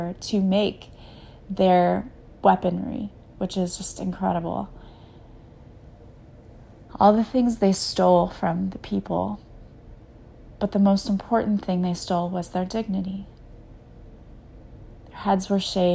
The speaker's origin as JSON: {"language": "English", "country": "United States", "said": "being an American whenever I was in grade school"}